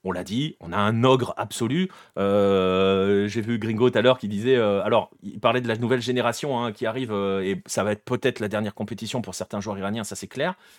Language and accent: French; France; on est français